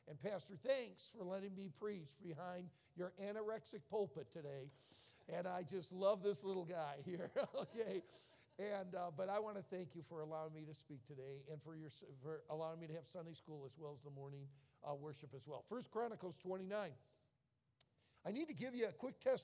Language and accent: English; outside of Detroit, Michigan, United States; I was born and raised outside of Detroit